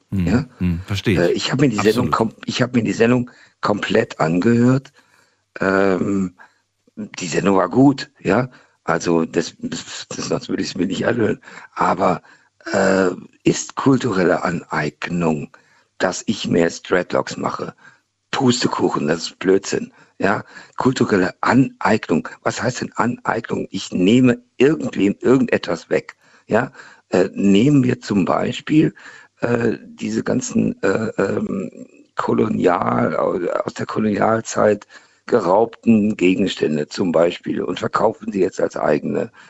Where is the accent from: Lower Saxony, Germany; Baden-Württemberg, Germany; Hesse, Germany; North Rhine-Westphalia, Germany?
Lower Saxony, Germany; Hannover; now in Mannheim, Germany; Äh, ich komme aus Hannover, dafür kann ich nichts.